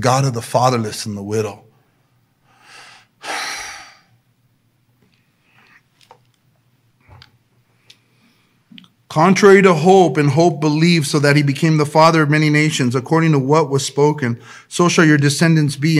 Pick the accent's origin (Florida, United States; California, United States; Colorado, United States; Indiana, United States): California, United States; El Monte; I was a kid from El Monte, and I believed that I can be different because of Jesus